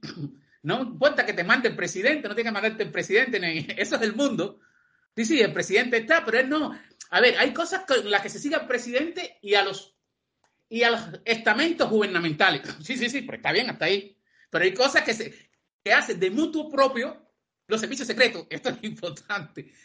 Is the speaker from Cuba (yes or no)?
yes; Cuba; moved away as an adult; now in Spain; como cubano